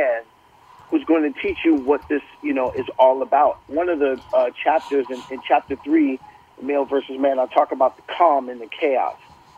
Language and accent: English; Brooklyn, New York, United States; I grew up in Brooklyn, not the gentrified one that looks very Disney-like now